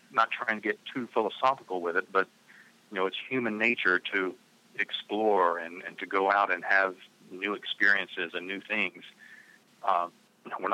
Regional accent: the South, United States; I grew up in the South

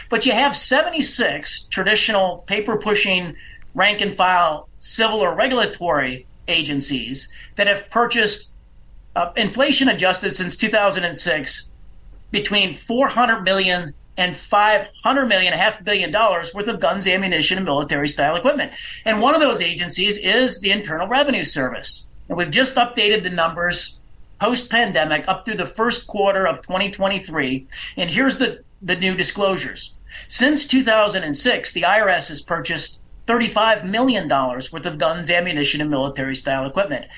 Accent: Illinois, United States; my home state of Illinois.

